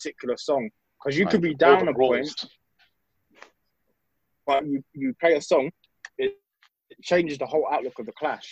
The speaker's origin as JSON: {"language": "English", "country": "United Kingdom", "said": "we're British, but we're like second generation"}